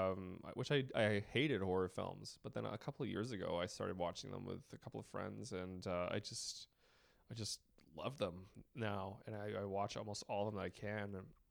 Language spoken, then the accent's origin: English; British Columbia, Canada; I'm from British Columbia.